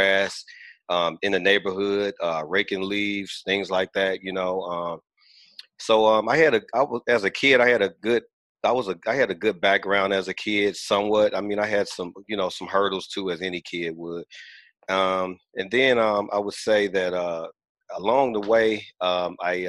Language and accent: English; Gary, Indiana, United States; I'm originally from Gary, Indiana. I grew up in the more of the industrial age, the steel mill, steel producing age.